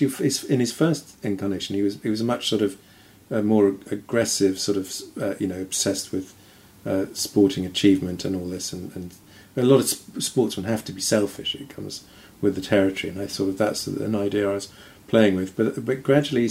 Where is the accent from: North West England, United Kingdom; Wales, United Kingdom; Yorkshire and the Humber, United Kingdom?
Yorkshire and the Humber, United Kingdom; I grew up in Yorkshire